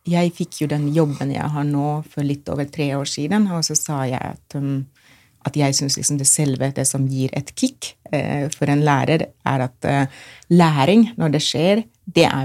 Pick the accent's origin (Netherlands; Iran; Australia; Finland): Finland; Norwegian is a second language; now in Norway; Jeg kommer jo fra Finland, hvor vi har lektorer på ungdomsskolen.